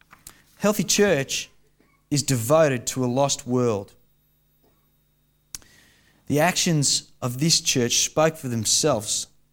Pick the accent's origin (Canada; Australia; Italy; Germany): Australia; being suppressed Australian male that I am.